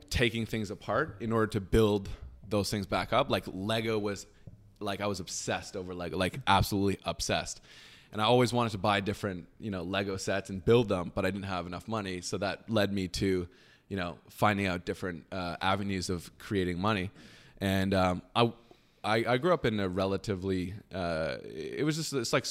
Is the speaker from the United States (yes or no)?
no; Waterdown, Ontario, Canada; and then came back here. And the the rest of my life, I grew up here in Canada, and um, yeah, that's how I got started